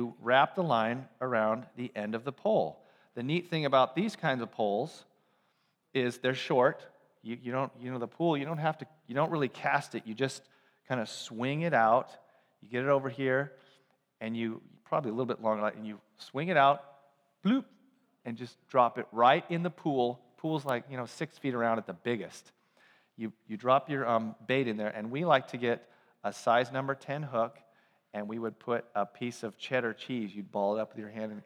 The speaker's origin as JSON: {"language": "English", "town": "Ukiah", "region": "California", "country": "United States", "tie": "born or raised there", "said": "I grew up in Ukiah, a couple hours north of San Francisco in a small town"}